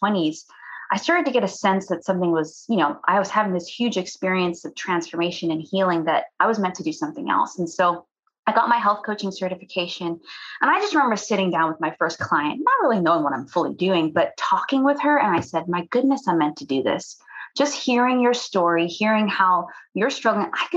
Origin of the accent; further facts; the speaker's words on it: Cayman Islands; I'm from the Cayman Islands.